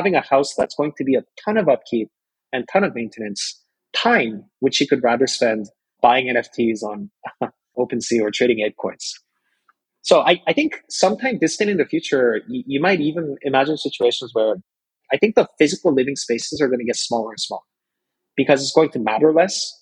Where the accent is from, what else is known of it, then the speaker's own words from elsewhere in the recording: South Korea; When I was growing up in Korea